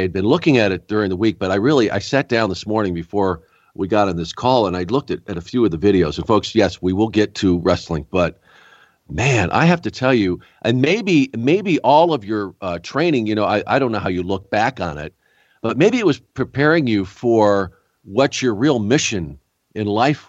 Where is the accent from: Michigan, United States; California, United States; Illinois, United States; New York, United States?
New York, United States; Rochester; I was born in Rochester.